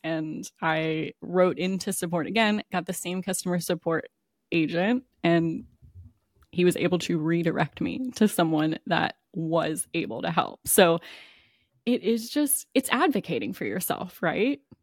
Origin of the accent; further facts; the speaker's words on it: Maryland and Kentucky, United States; now in Florida, United States; I grew up in Maryland and Kentucky. So, like, I know I live in Florida now